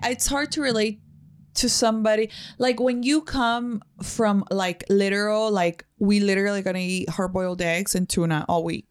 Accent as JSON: {"language": "English", "country": "Mexico", "second_language": "English", "moved": "yes", "said": "I come from Mexico, Mexico. I didn't know English till I was thirteen"}